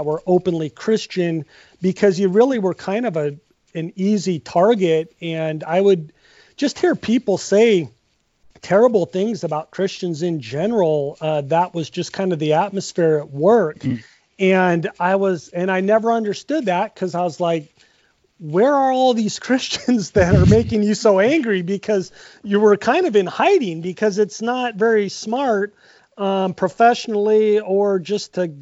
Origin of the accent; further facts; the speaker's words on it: Seattle, Washington, United States; moved away as an adult; also born or lived in Pullman, Washington; now in Spokane, United States; So I am from Seattle. I was born there, I spent the first 34 years of my life there, essentially.